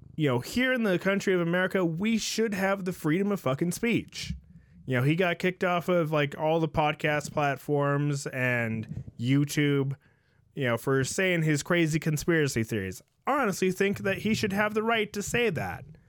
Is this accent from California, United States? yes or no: yes; San Jose, California, United States; I grew up in San Jose